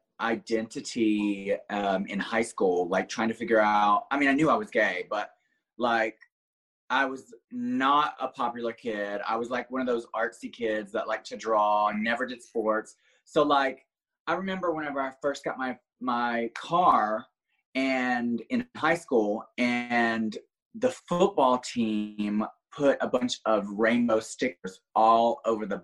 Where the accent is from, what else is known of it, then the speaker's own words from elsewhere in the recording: small town outside of Birmingham, Alabama, United States; now in Orlando, United States; originally I'm from a small town outside of Birmingham, Alabama. Like literally didn't even have a red light when I grew up